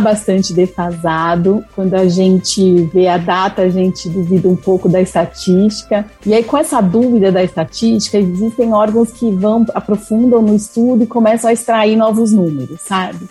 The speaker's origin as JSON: {"language": "Portuguese", "region": "São Paulo", "country": "Brazil", "said": "Eu sou paulistana, moro aqui na capital"}